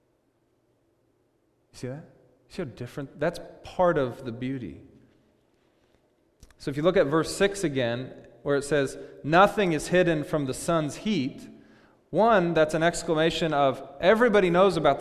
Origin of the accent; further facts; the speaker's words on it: Seattle, Washington, United States; we're from Seattle